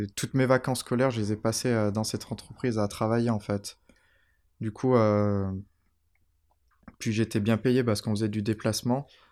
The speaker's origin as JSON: {"language": "French", "town": "Saint-Chamond", "region": "Auvergne-Rhône-Alpes", "country": "France", "tie": "born or raised there", "also_born_or_lived": "Tromsø, Norway / Oslo, Norway / London, United Kingdom", "said": "J'ai grandi à Saint-Chamond."}